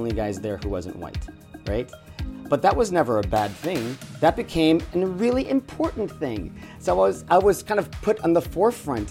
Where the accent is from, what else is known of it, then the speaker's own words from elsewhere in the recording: Arkansas, United States; moved away as an adult; also born or lived in Los Angeles; I grew up in Arkansas